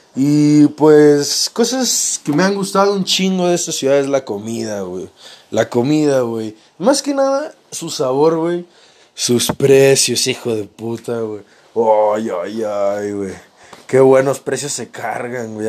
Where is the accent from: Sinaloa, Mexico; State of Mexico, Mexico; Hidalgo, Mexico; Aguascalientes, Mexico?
Sinaloa, Mexico; Mazatlán; now in Mexico City, Mexico; soy de Mazatlán, soy de Mazatlán, Sinaloa